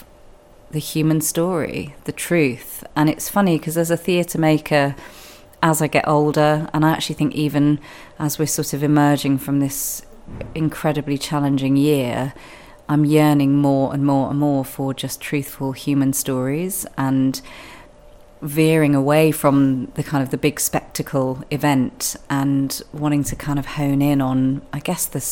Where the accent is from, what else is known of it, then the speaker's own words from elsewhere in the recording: London, United Kingdom; moved away as an adult; also born or lived in Bath; I was born and bred in London